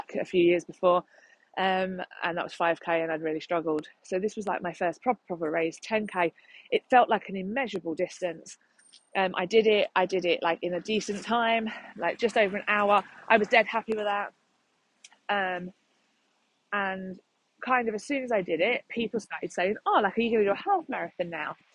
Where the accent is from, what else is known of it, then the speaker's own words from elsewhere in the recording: London, United Kingdom; I'm from London